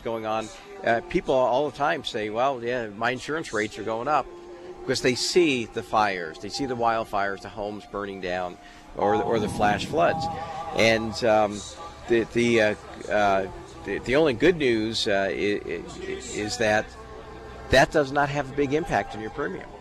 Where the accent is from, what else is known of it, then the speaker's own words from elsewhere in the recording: East Coast, United States; moved away as an adult; now in Colorado, United States; I'm from the East Coast, I, and I, I grew up on the ocean